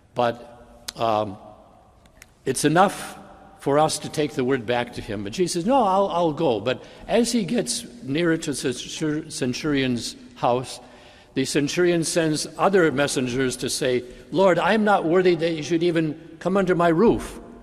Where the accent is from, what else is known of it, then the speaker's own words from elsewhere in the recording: Bay City, Michigan, United States; When I was a teenager, growing up in Bay City